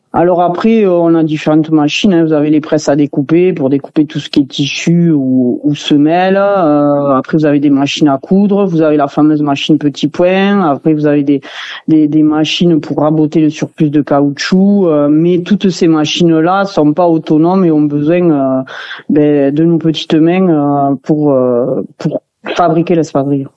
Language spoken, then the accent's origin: French; Saint-Laurent-de-Cerdans, Occitania, France; on est tous originaires de Saint-Laurent hein, dans l'atelier